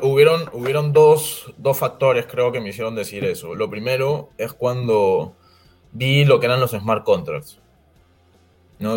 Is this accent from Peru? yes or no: yes; Peru; en el Perú, que somos un país agroindustrial netamente